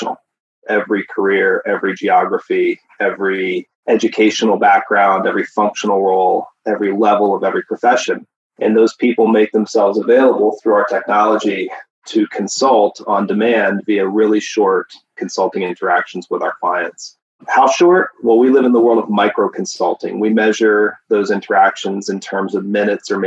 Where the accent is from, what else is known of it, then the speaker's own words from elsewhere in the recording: then Tennessee, Pennsylvania, United States; also born or lived in upstate New York; now in California, United States; I grew up on the East Coast, originally in Pennsylvania and then Tennessee